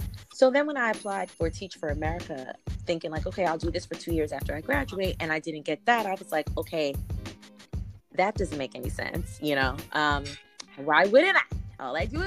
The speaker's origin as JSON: {"language": "English", "region": "New Jersey", "country": "United States", "tie": "born or raised there", "moved": "yes", "lives_now": "New York City, United States", "said": "I'm from New Jersey"}